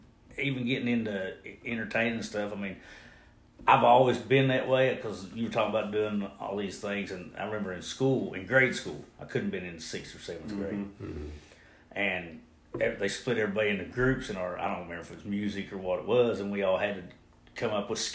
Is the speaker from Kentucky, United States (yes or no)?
yes; Olive Hill, Kentucky, United States; Olive Hill.